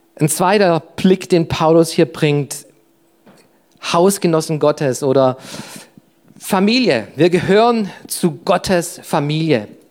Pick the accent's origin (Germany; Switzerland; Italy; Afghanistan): Germany; Ich bin Deutscher, das ist mein Reisepass, das ist meine Nationalität